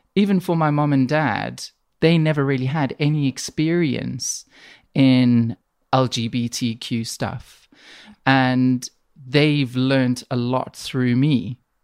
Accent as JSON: {"language": "English", "country": "South Africa", "tie": "born or raised there", "also_born_or_lived": "Middle East", "moved": "yes", "lives_now": "Manchester, United Kingdom", "said": "I grew up in South Africa."}